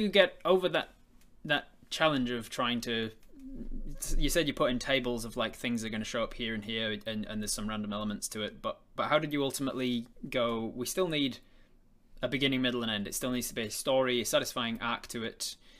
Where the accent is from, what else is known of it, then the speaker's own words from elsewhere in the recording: England, United Kingdom; I'm English